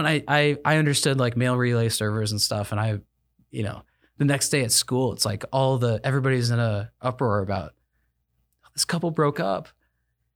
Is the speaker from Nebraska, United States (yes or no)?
yes; Grand Island, Nebraska, United States; I was born in Grand Island, Nebraska